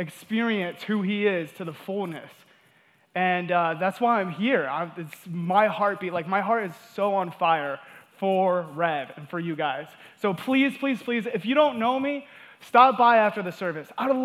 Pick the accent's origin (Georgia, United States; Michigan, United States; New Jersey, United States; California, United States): Georgia, United States; also born or lived in Wyoming; we moved from Wyoming down to Georgia, and my parents, you know, they got divorced, and I kind of grew up in a home without a father's presence.